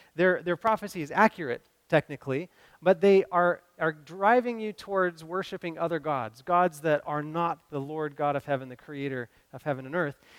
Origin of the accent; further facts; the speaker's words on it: Cleveland, Kentucky, United States; growing up in Cleveland, Kentucky